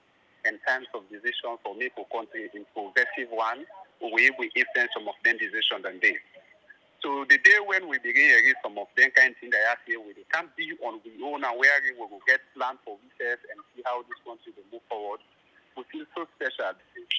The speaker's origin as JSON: {"language": "English", "country": "Sierra Leone", "said": "as a Sierra Leone, I feel so good."}